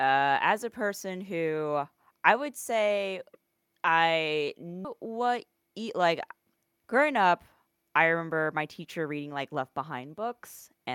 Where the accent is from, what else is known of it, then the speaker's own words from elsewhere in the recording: Midwest, United States; Growing up in the Midwest is cool, guys.